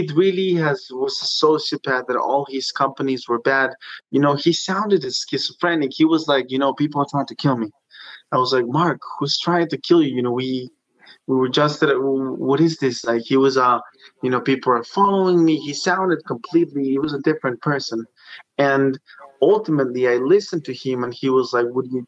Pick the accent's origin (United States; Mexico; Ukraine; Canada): Mexico; moved away; I come from Mexico.